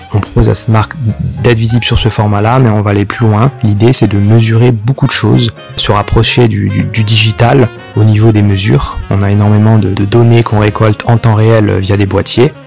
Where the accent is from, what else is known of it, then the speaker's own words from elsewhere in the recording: Sarreguemines, Grand Est, France; moved away as an adult; also born or lived in Normandy / Brittany / Cergy-Pontoise; Puis autour de mes 8-9 euh, ans jusqu'à mes 18 ans, euh, j'ai grandi dans l'est de la France, dans une ville qui s'appelle euh, Sarreguemines, proche de Metz.